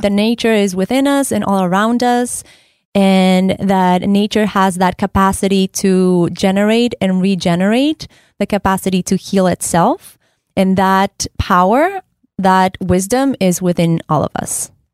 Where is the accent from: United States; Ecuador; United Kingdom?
Ecuador; moved away; I am originally from Ecuador